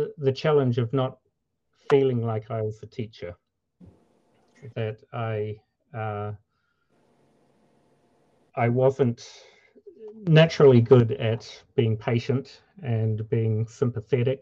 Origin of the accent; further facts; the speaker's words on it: New Zealand; moved away as an adult; now in Minnesota, United States; I grew up in New Zealand, and my wife and I moved to the USA in 2010.